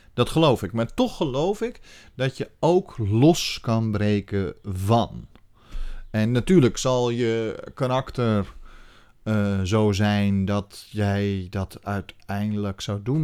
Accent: Netherlands

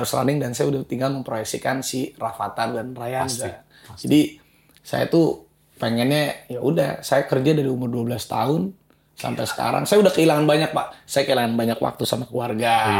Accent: Bandung, West Java, Indonesia; saya asalnya dari Bandung.

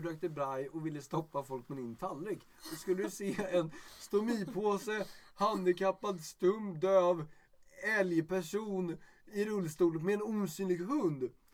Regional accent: Stockholm, Stockholm County, Sweden; jag är stockholmare

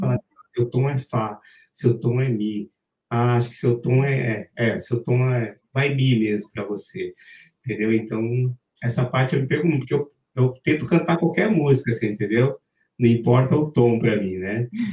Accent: Brazil; a gente é brasileiro

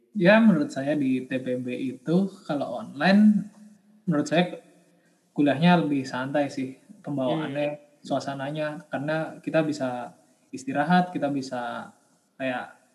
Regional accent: Jakarta, Indonesia; Asal daerah saya dari Jakarta

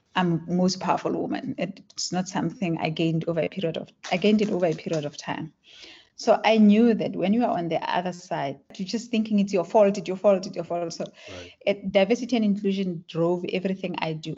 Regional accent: Klerksdorp, North West, South Africa; first language Tswana; English is a second language; So I grew up in South Africa. I was born in Klerksdorp

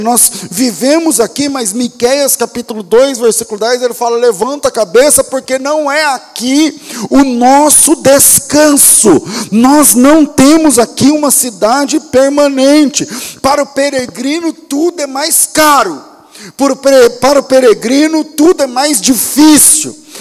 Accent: Brazil; somos brasileiros, somos cristãos, em um país de maioria cristã

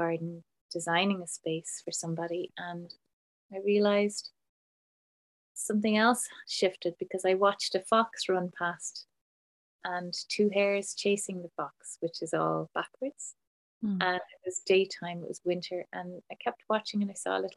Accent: Ireland; I grew up in Ireland in a small farm

